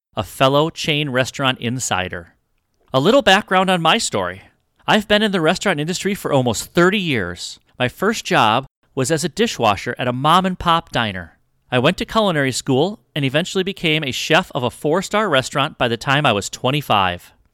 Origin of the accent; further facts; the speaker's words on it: Wisconsin, United States; moved away as an adult; now in Arizona, United States; I was from Wisconsin